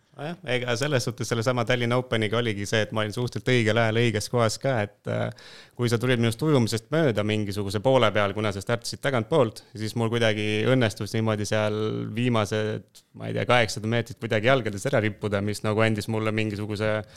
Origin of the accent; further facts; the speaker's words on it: Tooma, Jõgeva County, Estonia; pärit olen Jõgevamaalt, sellisest väikesest kohast nagu Tooma